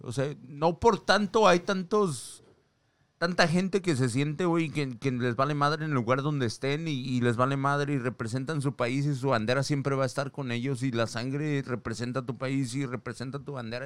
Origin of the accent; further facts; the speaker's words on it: Mexico; now in United States; en mi país, México